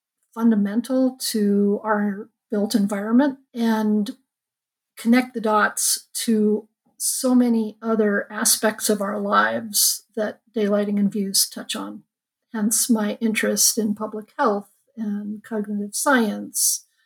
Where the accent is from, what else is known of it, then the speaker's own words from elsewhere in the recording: Los Angeles, California, United States; Well, I'm a California girl. I grew up in Los Angeles and went to college at Berkeley during the revolution back in the 70s